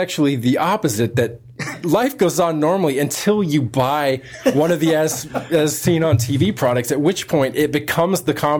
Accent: California, United States; I came from California. Previously, I'd only ever lived on the West Coast.

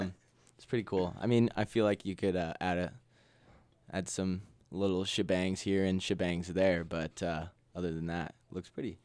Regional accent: Ephrata, Washington, United States; Small town, Ephrata, Washington.

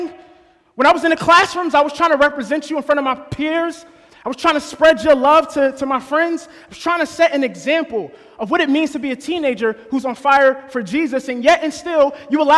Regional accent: New Jersey, United States; I was born and raised in New Jersey

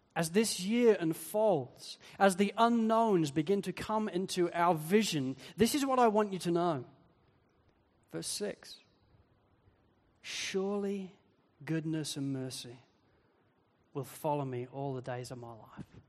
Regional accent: Wales, United Kingdom; I come from Wales, where so many people are hill sheep farmers

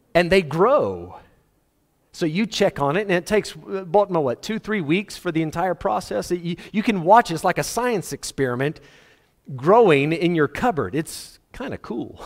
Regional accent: South Africa; Ek is 'n boerseun. Regte boerseun. Ek sal 'n boerseun wees my hele lewe.

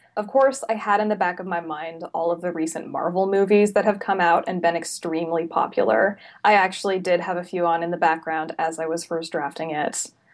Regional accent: Salem, Oregon, United States; I'm originally from Salem, which is about an hour south of Portland.

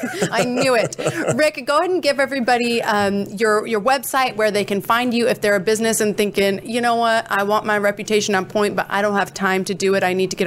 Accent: Coeur d'Alene, Idaho, United States; He is in Coeur d'Alene, Idaho, my hometown.

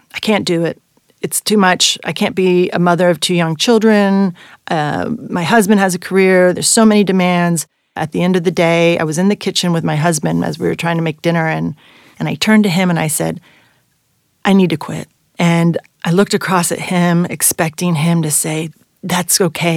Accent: Bordeaux, Nouvelle-Aquitaine, France; moved away as an adult; now in United States; I am half French and I am half American. I grew up in Bordeaux

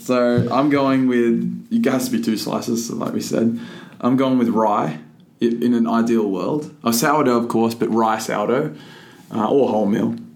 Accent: Figtree, New South Wales, Australia; I'm from Fig tree

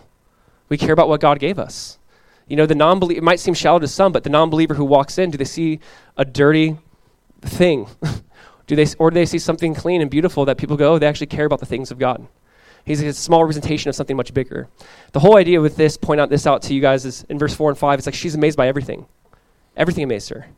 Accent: Southern California, United States; Growing up in Southern California, I went to Calvary

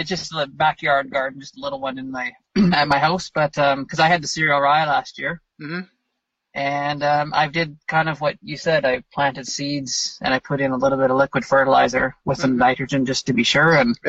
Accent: Ontario, Canada; moved away; I'm from Ontario originally

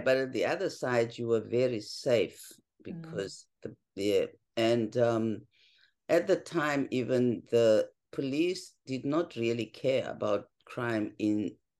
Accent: South Africa; For me as a kid, it was, I think I can use the word because of the context, a more privileged background than my fellow South Africans.

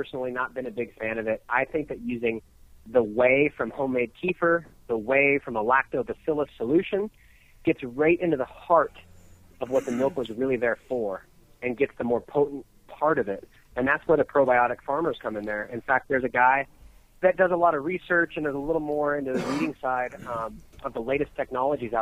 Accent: California, United States; now in Colorado, United States; I grew up in California

